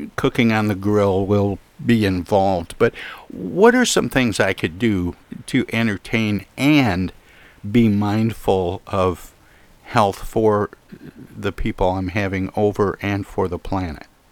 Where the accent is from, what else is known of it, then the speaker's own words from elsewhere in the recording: Midwest, United States; I grew up in the Midwest